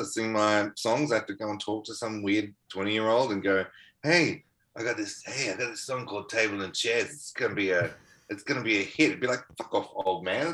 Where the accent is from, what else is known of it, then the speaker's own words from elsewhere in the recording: Melbourne, Victoria, Australia; moved away as an adult; the suburb I grew up in Melbourne, Mentone